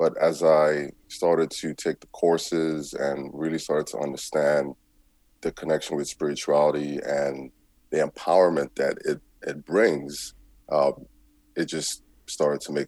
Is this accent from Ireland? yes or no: no; Nigeria; also born or lived in United States; now in Canada; I was born and raised in Nigeria in a Christian home